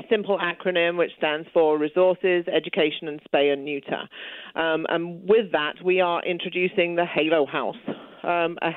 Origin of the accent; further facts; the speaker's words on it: England, United Kingdom; accent: British; now in Manitoba, Canada; I'm originally from England. We moved out here about 11 years ago with my family